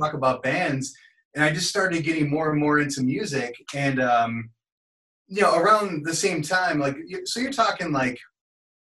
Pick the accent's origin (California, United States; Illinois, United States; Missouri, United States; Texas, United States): Illinois, United States; Melrose Park; where I grew up in Melrose Park